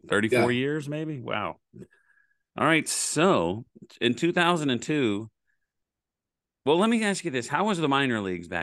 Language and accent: English; Oklahoma, United States; moved away as an adult; now in Texas, United States; I grew up in Oklahoma and I moved to Texas when I was 18, and now I'm almost 52. So I've lived here way longer than Oklahoma.